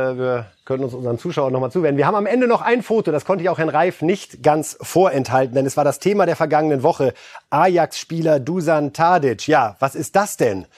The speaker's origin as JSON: {"language": "German", "country": "Germany", "said": "als Deutsche"}